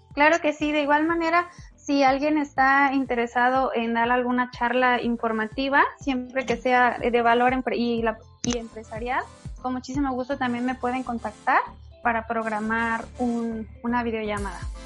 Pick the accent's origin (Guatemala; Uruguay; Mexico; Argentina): Mexico; Nayarit; moved away as an adult; now in Playa del Carmen, Mexico; Yo soy de Nayarit